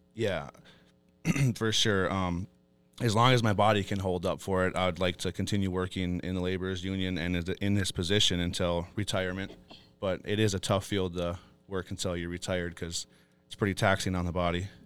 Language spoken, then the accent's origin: English; Fond du Lac Reservation, Minnesota, United States; I was born and raised on Fond du Lac